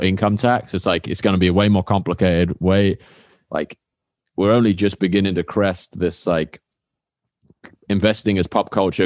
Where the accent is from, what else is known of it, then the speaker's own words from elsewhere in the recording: United Kingdom; I used to work at Honda in, uh, my hometown in the U K